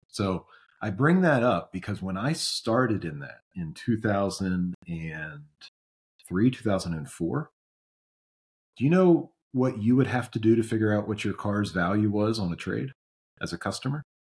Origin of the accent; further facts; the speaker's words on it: Maryland, United States; growing up in Maryland, the Orioles, obviously, my team